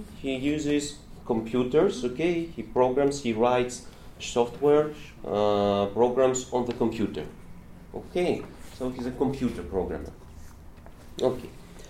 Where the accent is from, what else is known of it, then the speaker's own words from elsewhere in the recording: Chios, North Aegean, Greece; I am an English teacher. I'm also a French teacher. I come from Chios Island. It's an island in the Eastern Aegean Sea.